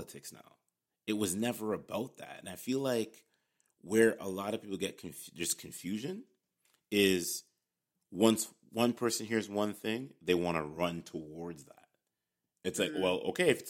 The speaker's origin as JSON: {"language": "English", "country": "Canada", "said": "we're both here from Canada"}